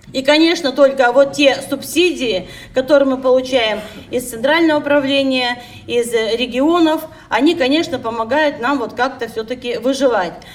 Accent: Siberia, Russia; мы, как всегда, сибиряки

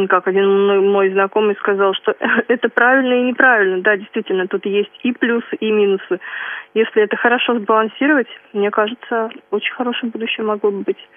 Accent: Vyatskiye Polyany, Kirov Oblast, Russia; born there; Я родилась в Кировской области, в городе Вятские Поляны.

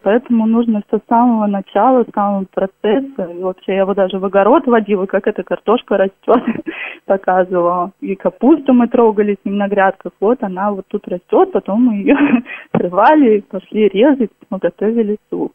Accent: Kolchugino, Vladimir Oblast, Russia; Наш Кольчугин город небольшой

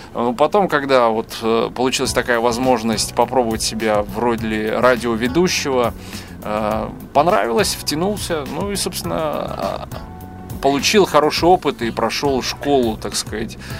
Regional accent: Grodno, Grodno Region, Belarus; moved away as an adult; now in Minsk, Belarus; я сам не из Минска, сам из города Гродно

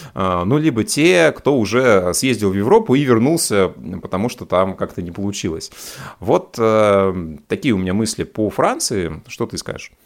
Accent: Russia; у нас в России

